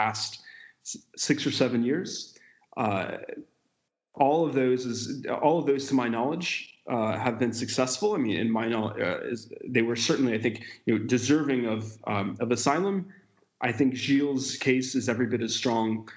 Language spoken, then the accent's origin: English; United States; as an American citizen